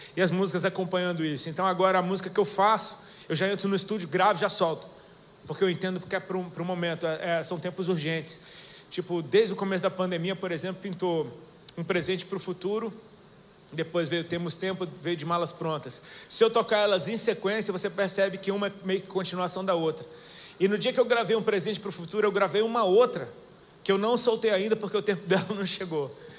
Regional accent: Brasília, Federal District, Brazil; also born or lived in Hawaii; now in Itajaí, Brazil; eu sou natural de Brasília

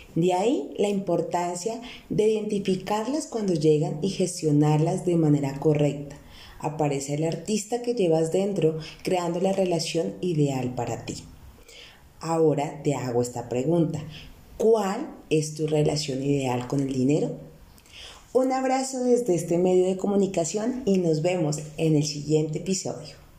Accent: Bogotá, Colombia; also born or lived in Neiva; nací en Neiva, pero casi toda mi vida he vivido en la hermosa ciudad de Bogotá

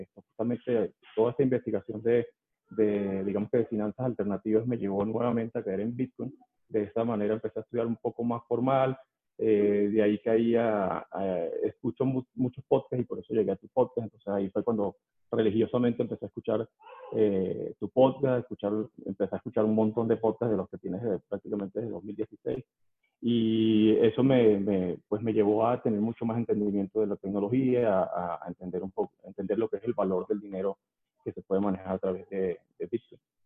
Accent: Venezuela; moved away as an adult; now in Mexico City, Mexico; soy venezolano, pero tengo ocho años viviendo aquí en la Ciudad de México.

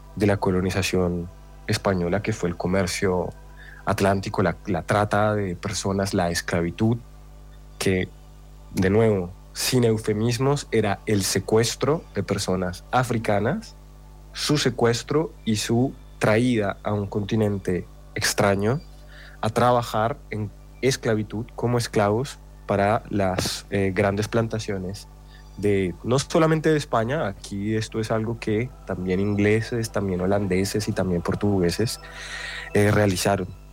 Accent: Colombia; soy colombiano

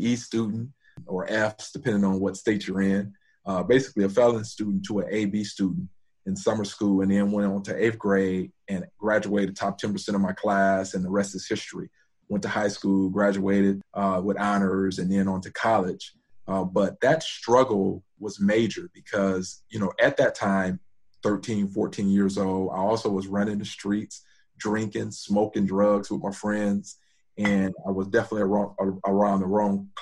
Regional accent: Detroit, Michigan, United States; I grew up in Detroit and went to Detroit public schools

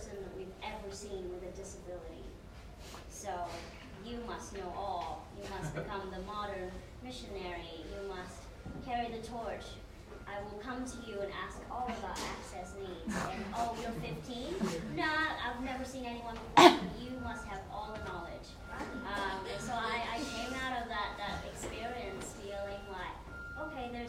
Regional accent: Vietnam; moved away; back in my home country in Vietnam

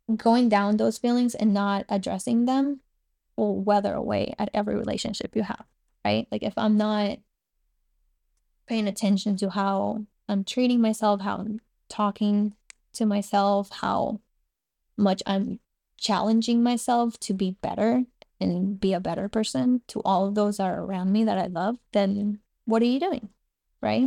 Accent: Cuba; born or raised there; first language Spanish; English is a second language; moved away

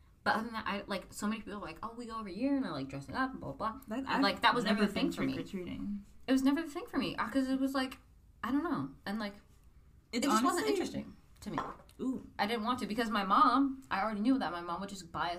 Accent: Indiana, United States; From growing up in Indiana, I'm used to the cold.

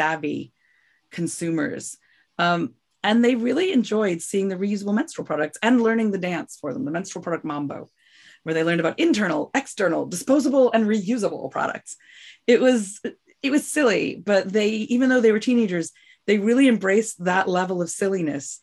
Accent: United States; I'm from New York

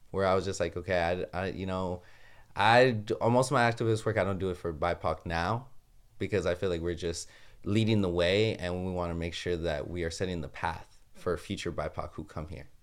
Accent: Los Angeles, California, United States; moved away as an adult; now in Ithaca, United States; I'm from Los Angeles, California, but currently going to Ithaca

